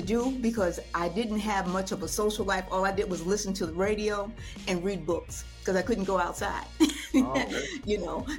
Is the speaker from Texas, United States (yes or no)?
no; Newark, New Jersey, United States; I grew up in Newark.